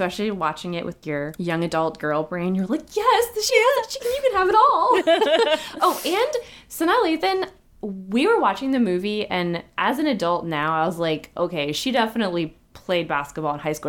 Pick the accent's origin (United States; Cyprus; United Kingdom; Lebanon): United States; Seattle, Washington; the Seattle Storm, my hometown team